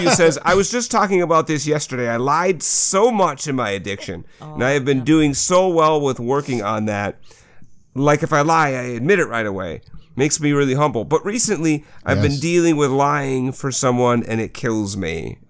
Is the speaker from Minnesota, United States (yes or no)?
yes; Minnesota, United States; accent: Minnesota; I have the worst Minnesota accent.